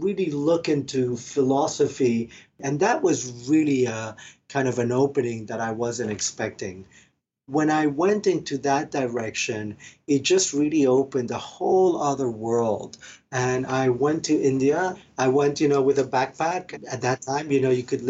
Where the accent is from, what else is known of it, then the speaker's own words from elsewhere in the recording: Argentina; moved away; I'm originally from Argentina